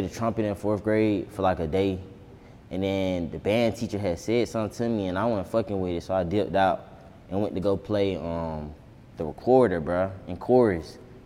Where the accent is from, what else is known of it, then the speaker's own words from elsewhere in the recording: Atlanta, Georgia, United States; growing up on Boulevard was just, like, bro, this shit was just hell